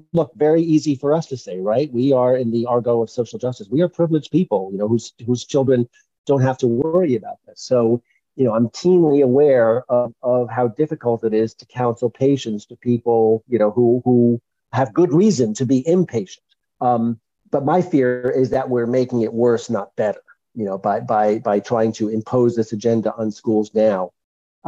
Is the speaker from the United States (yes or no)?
yes; Long Island, New York, United States; I grew up on Long Island.